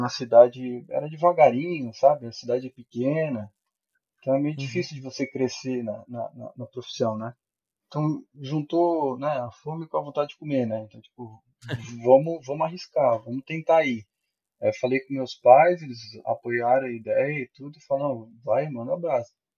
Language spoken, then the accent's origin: Portuguese; Araranguá, Santa Catarina, Brazil; eu sou de Santa Catarina, né? Araranguá, Santa Catarina